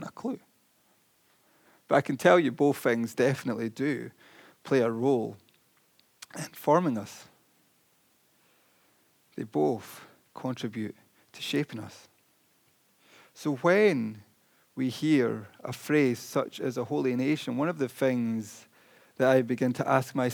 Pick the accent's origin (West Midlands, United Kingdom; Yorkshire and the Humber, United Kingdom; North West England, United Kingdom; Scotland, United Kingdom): Scotland, United Kingdom; I'm quite chuffed that I'm Scottish